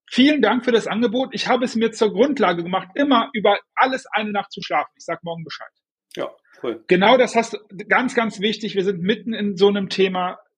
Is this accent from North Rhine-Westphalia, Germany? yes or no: yes; Düsseldorf, North Rhine-Westphalia, Germany; ich bin Düsseldorfer